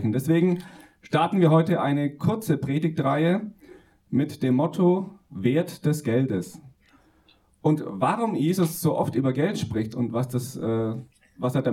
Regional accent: Günzburg, Bavaria, Germany; Ich komme ursprünglich aus der Nähe von Ulm, Legoland, Günzburg, falls das jemand ein Begriff ist.

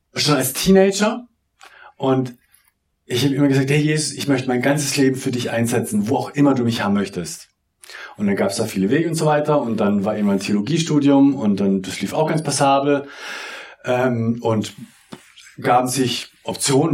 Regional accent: Southern Germany, Germany; ich komme ja aus dem Süddeutschen.

